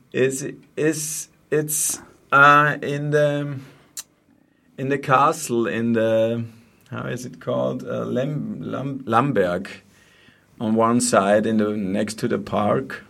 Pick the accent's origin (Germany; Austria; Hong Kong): Austria; Vienna; English is a second language; moved away as an adult; now in Steyr, Austria; I'm from Vienna